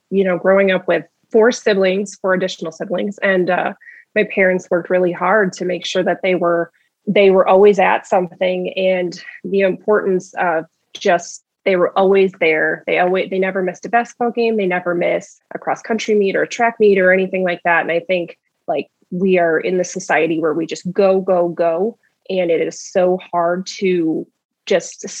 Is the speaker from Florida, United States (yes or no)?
no; Butler, Wisconsin, United States; grew up in a very small town um, outside of uh, milwaukee it's called Butler, Wisconsin. One square mile, blink and you'll miss it. That's where I grew up.